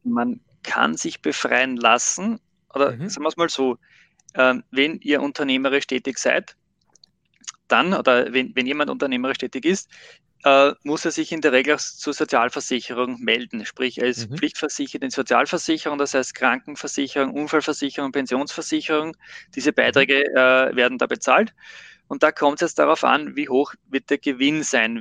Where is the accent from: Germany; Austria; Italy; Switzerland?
Austria; bei uns in Österreich